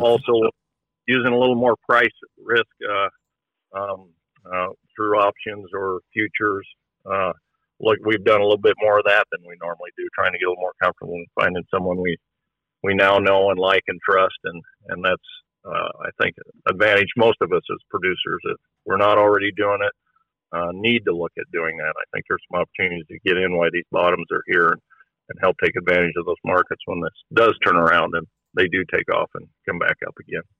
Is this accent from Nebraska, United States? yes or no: yes; Fullerton, Nebraska, United States; I'm from Fullerton, Nebraska. We uh, farm here